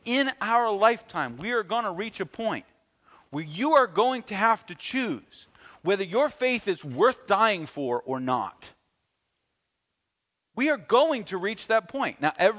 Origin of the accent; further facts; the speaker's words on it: United States